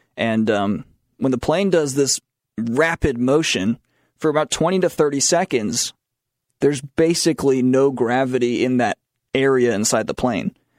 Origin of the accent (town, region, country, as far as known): Matthews, North Carolina, United States; born or raised there; moved away